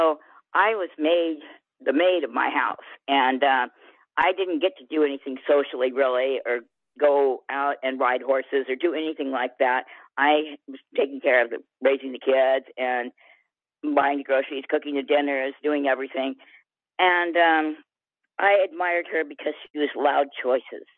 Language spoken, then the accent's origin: English; Merced, California, United States; I grew up in Merced, and it's like 130 miles east from the ocean and inland